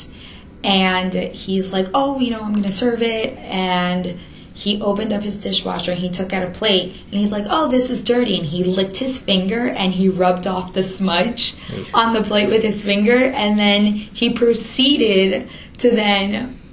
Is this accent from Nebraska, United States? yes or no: no; New York City, New York, United States; as a New Yorker